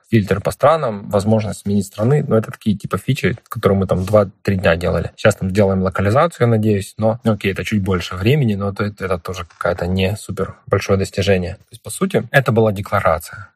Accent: Ukraine; мы из Украины

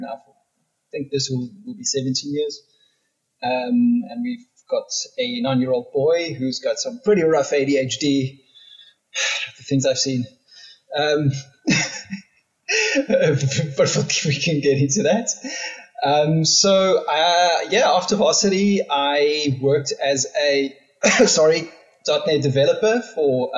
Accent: Pretoria, Gauteng, South Africa; moved away as an adult; now in Cape Town, South Africa; I grew up in Pretoria and I lived there for 30 years and moved to Cape Town about 10 years ago

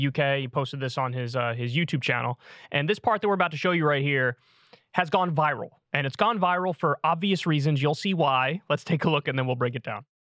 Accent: United States; I was born in America. I'm American

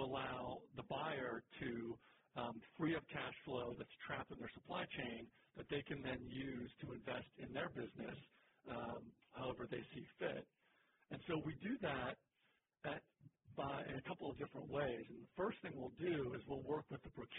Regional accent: Pittsburgh, Pennsylvania, United States; moved away as an adult; now in Atlanta, United States; I'm from Pittsburgh originally, but I came down to Atlanta.

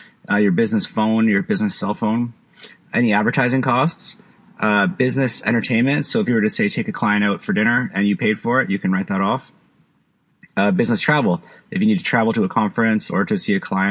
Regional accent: Canada; also born or lived in Vancouver, British Columbia; I live in Vancouver. I'm from Canada

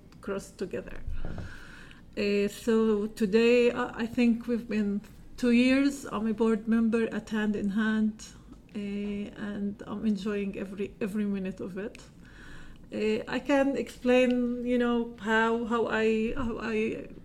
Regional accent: Nazareth, Northern District, Israel; So I'm a Palestinian Israeli. I grew up in Nazareth.

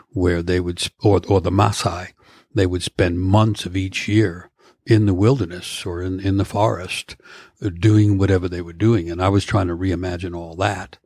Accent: New York, United States; moved away as an adult; now in Vashon Island, United States; I come from New York, Manhattan, from urban streets

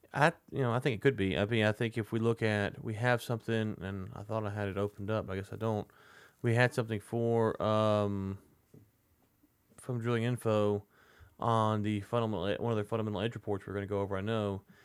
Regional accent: United States; I'm American

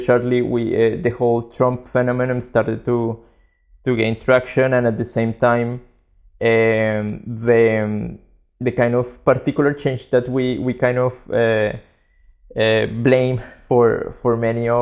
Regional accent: Colombia; moved away as an adult; now in Barcelona, Spain; we're both from Colombia, and we moved to Barcelona in 2009

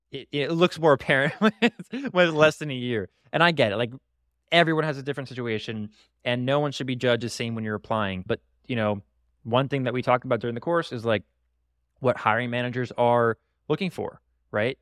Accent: Broward County, Florida, United States; in my hometown, the, the, the county of my hometown, Broward County

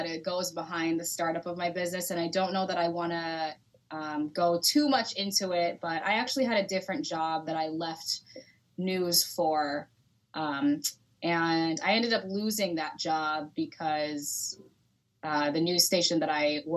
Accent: Sacramento, California, United States; moved away as an adult; also born or lived in Los Angeles, California / Sioux City, Iowa; I am originally from Sacramento, California. I grew up there

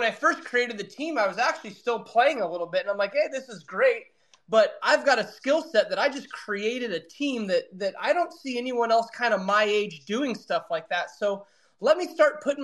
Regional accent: Reading, United States; there was only one other team in my hometown

